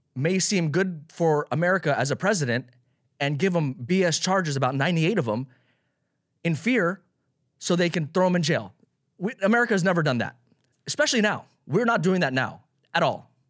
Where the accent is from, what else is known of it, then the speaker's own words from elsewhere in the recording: Las Vegas, Nevada, United States; now in Los Angeles, United States; I grew up in Las Vegas.